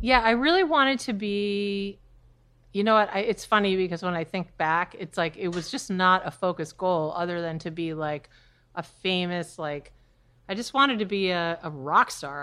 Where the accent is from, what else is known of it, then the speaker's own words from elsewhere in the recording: New Hampshire, United States; moved away as an adult; now in New York, United States; I was born and raised in New Hampshire.